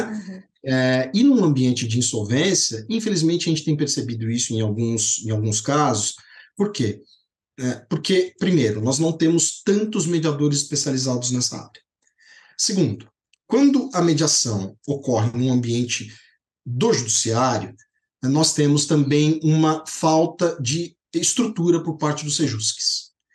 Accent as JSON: {"language": "Portuguese", "town": "Poços de Caldas", "region": "Minas Gerais", "country": "Brazil", "tie": "born or raised there", "said": "lá em Posto de Caldas, que é a minha terra"}